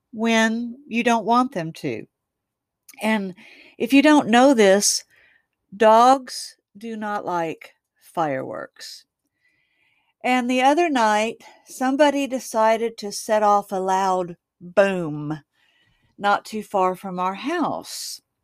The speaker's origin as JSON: {"language": "English", "town": "Waxahachie", "region": "Texas", "country": "United States", "tie": "born or raised there", "said": "I kind of live out in the country from my hometown of Waxahachie, Texas."}